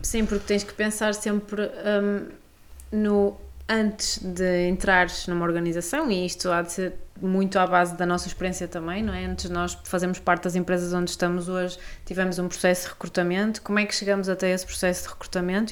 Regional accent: Maia, Norte, Portugal; Sou da Maia.

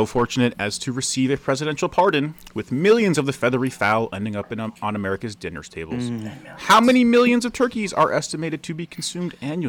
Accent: New York, United States; we're from New York

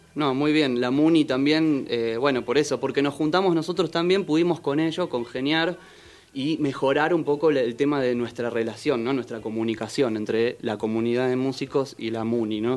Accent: Buenos Aires, Argentina; moved away as an adult; now in Capilla, Argentina; Nací en Capital Federal, en Caballito, en el Hospital Durán

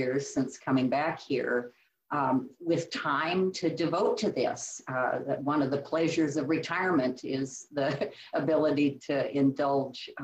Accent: Iowa, United States; moved away as an adult; also born or lived in California / New Mexico / Colorado / Sauk County, Wisconsin; now in Wisconsin, United States; I was born and raised in the Midwest. I grew up on a series of small farms in Iowa

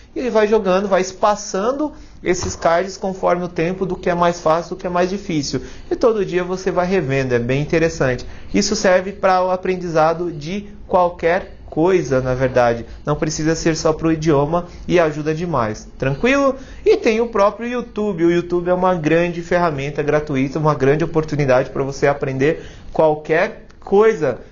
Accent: Brazil; nós brasileiros

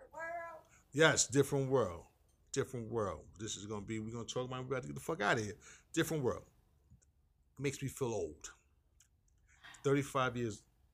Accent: New York City, New York, United States; also born or lived in North Carolina; But I'm still a New Yorker.

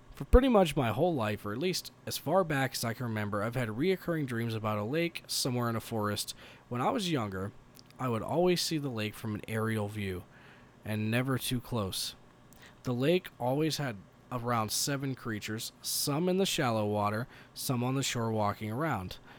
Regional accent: Colorado Springs, Colorado, United States; we're from Colorado Springs, Colorado

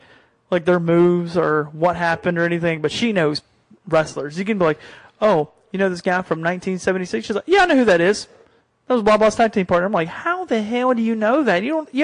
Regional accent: Virginia, United States; I might be from the tip of the South and that's Virginia, but I'm still from the South.

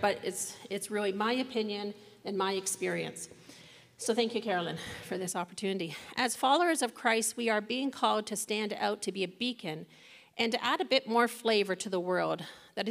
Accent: Toronto, Ontario, Canada; After growing up in the Young Lawrence area of Toronto, I moved out on my own, living in one of the more challenging parts of the city

